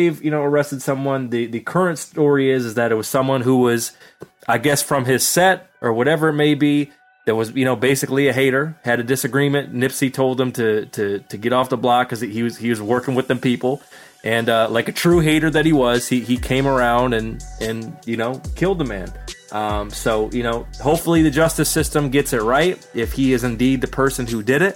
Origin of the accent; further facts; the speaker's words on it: Michigan, United States; my home state of Michigan. That's where I'm at now